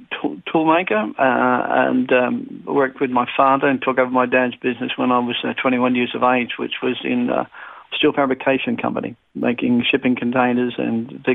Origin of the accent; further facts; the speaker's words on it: Sydney, New South Wales, Australia; also born or lived in Brisbane; now in Melbourne, Australia; I was born in Sydney, raised in Sydney when I was young. Yeah, that's where I came from, Sydney in the western suburbs area.